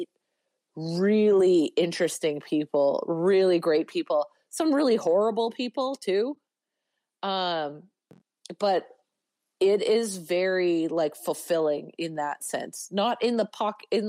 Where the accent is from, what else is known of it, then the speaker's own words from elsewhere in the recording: Northern Alberta, Canada; also born or lived in Treaty 6 territory / Edmonton; now in Calgary, Canada; I'm from Northern Alberta, and my closest city as a child to me was Edmonton.